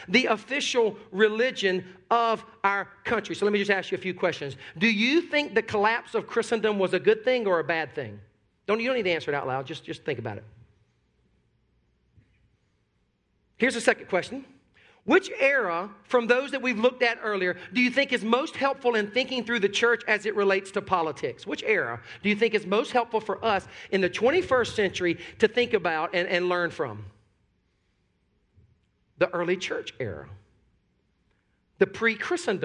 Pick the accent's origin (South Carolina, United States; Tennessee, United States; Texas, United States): South Carolina, United States; born or raised there